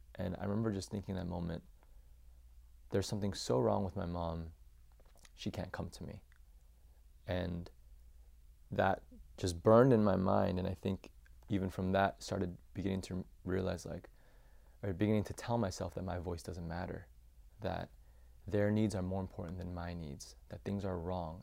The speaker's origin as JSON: {"language": "English", "town": "Champaign", "region": "Illinois", "country": "United States", "tie": "born or raised there", "said": "I was born and raised in Champaign, Illinois"}